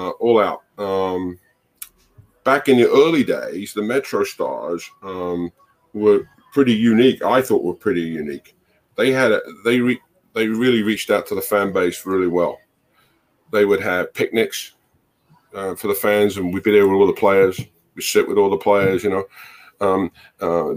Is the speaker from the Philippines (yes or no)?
no; Barnet, London, United Kingdom; now in United States; I grew up in Barnet in North London.